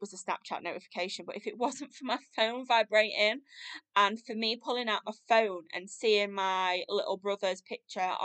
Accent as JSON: {"language": "English", "country": "United Kingdom", "tie": "born or raised there", "lives_now": "Sheffield, United Kingdom", "said": "moved back up to near my hometown, so now live in Sheffield"}